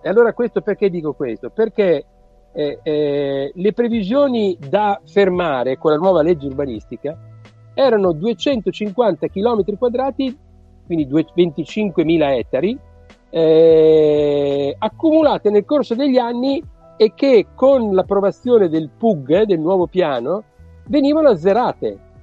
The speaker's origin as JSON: {"language": "Italian", "town": "Rimini", "region": "Emilia-Romagna", "country": "Italy", "also_born_or_lived": "Venice / Treviso / Bologna", "moved": "as an adult", "said": "io sono romagnolo di Rimini, ma ho studiato a Venezia"}